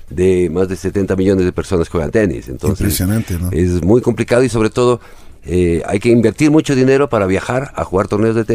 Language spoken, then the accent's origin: Spanish; Cuenca, Azuay, Ecuador; born there; now in Quito, Ecuador; el Hotel Dorado en Cuenca, por, eh, mi papá e, era ingeniero y eh, ahí, nací yo, soy el primer ecuatoriano en la, en la familia.